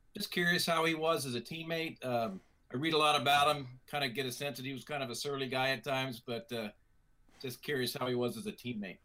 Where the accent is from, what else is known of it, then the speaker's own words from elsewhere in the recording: Farmingdale, New York, United States; I'm from Farmingdale, New York.